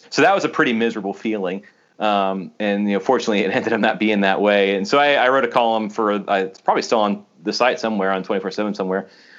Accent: Tallahassee, Florida, United States; so I grew up in Tallahassee

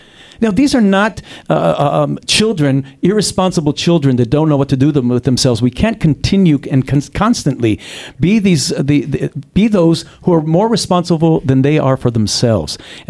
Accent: Ashkelon, Southern District, Israel; I grew up in Ashkelon

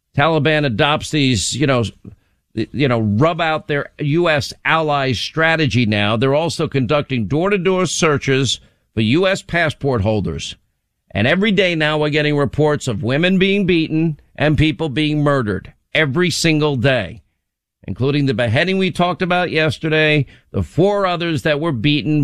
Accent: New York, United States; I was born in New York

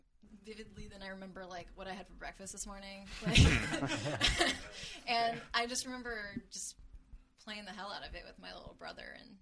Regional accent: Los Angeles, California, United States; moved away as an adult; now in Berkeley, United States; I'm from Los Angeles, but I go to Berkeley.

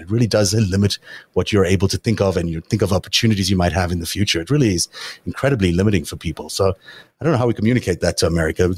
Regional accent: South Africa; now in United States; I grew up in South Africa

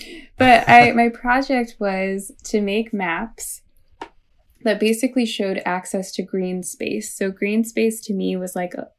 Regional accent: St. Louis, Missouri, United States; So I grew up in St. Louis, Missouri, right, not too far from Ferguson, Missouri.

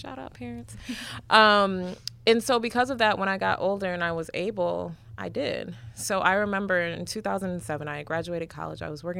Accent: Detroit, Michigan, United States; So I grew up in Detroit to Ugandan immigrants.

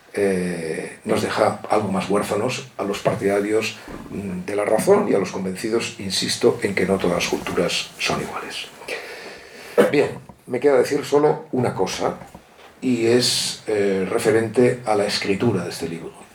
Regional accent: Catalonia, Spain; como catalán

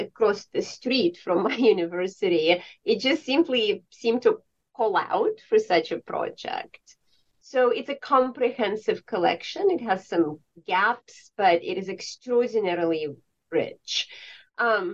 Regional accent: Tallinn, Harju County, Estonia; moved away; Well, I grew up in Estonia. I grew up in Tallinn, and that is a medieval place.

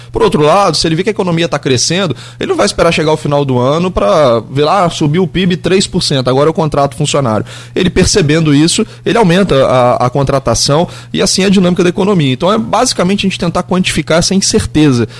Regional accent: Brazil; enquanto brasileiro, enquanto flamenguista

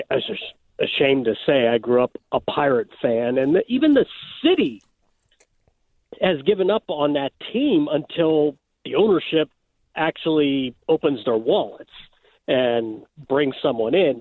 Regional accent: Pittsburgh, Pennsylvania, United States; now in Central Illinois, United States; I grew up in Pittsburgh

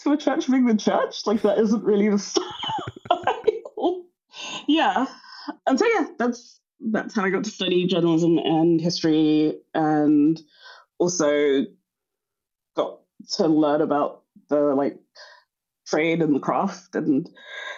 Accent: London, United Kingdom; It was just North London

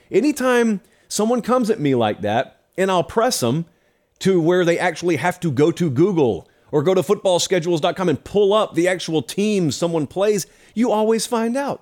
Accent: the South, United States; I did not grow up in Indiana. I grew up in the South

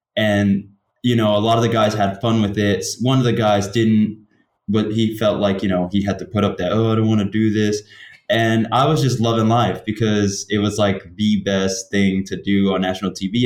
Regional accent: New York, United States; I'm from New York

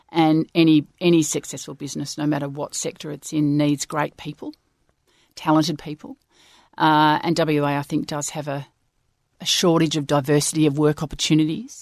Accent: Swan Valley, Western Australia, Australia; we grew up in the Swan Valley

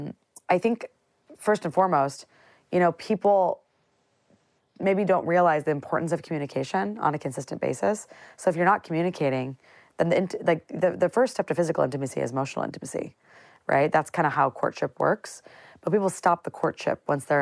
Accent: central Illinois, United States; I grew up in a very central Illinois town

